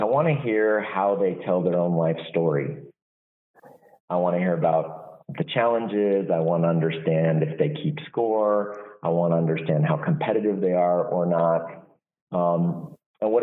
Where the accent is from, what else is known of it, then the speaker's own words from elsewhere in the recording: Walnut Creek, California, United States; I'm from the Bay Area. I was born in Walnut Creek, grew up there